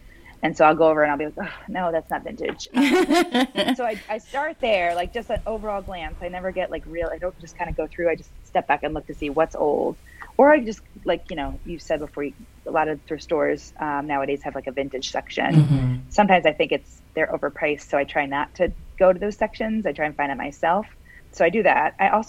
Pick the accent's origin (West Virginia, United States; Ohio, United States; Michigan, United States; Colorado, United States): West Virginia, United States; there wasn't a lot to do growing up in West Virginia, so we had the time to do those kind of things.